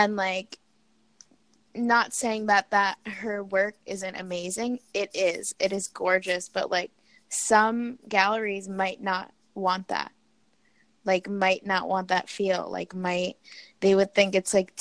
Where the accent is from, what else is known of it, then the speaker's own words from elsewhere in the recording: New York City, New York, United States; moved away as an adult; I'm from New York City, born and raised.